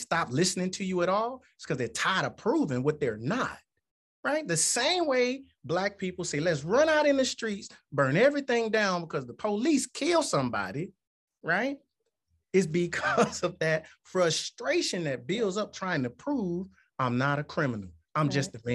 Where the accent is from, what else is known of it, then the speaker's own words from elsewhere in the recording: Tuscaloosa, Alabama, United States; I was raised in Tuscaloosa County, or the city